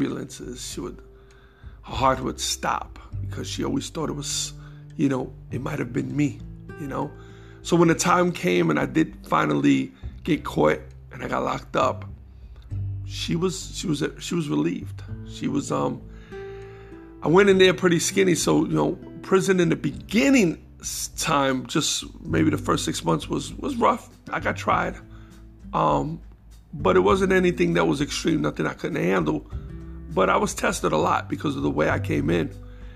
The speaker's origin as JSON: {"language": "English", "town": "New York City", "region": "New York", "country": "United States", "tie": "born or raised there", "also_born_or_lived": "Jackson Heights, Queens", "said": "I was born and raised in the Bronx, moved to Queens when I was about 10 years old."}